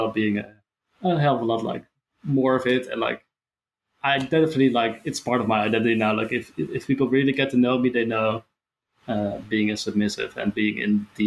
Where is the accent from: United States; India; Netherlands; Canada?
Netherlands; I'm from the Netherlands